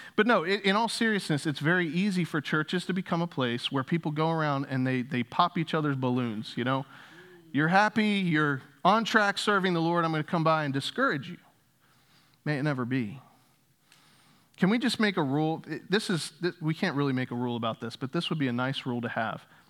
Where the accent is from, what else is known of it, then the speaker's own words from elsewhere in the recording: Northeast, United States; moved away as an adult; also born or lived in Louisville, Kentucky; I grew up in the Northeast